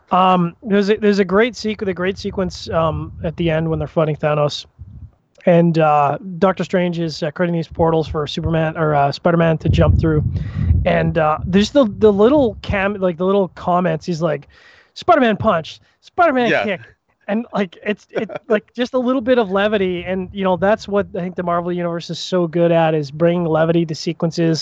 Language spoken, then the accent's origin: English; Canada; as a Canadian